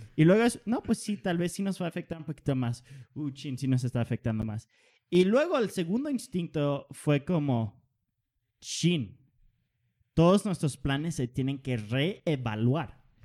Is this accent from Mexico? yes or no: no; Denmark; yo soy danés